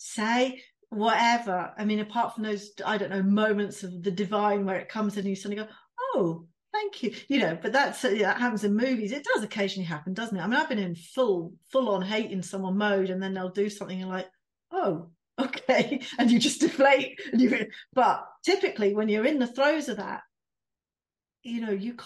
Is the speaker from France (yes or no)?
no; United Kingdom; we're British